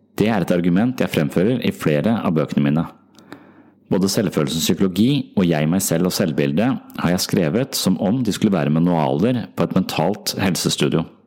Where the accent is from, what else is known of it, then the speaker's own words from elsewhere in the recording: Tønsberg, Vestfold, Norway; moved away; tilbake til Tønsberg, som altså er min hjemby